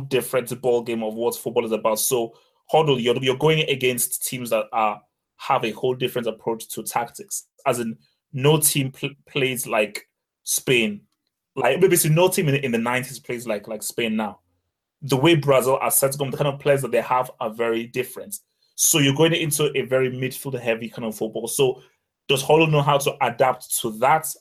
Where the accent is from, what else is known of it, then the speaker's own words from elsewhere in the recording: Nigeria; I'm Nigerian